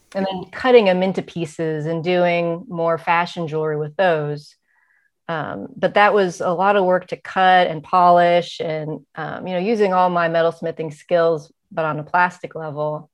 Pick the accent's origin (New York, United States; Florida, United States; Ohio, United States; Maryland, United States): Ohio, United States; Cleveland; now in San Francisco, United States; I was born in Cleveland, Ohio